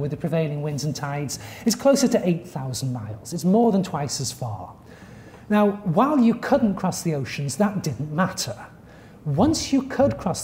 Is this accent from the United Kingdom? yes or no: yes; United Kingdom; now in United States; I grew up in Western Europe, if you count Britain as part of Western Europe